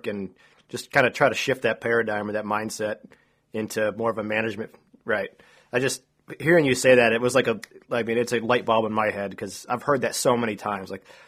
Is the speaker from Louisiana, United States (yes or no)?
no; New York, United States; I'm from New York as well, Matt.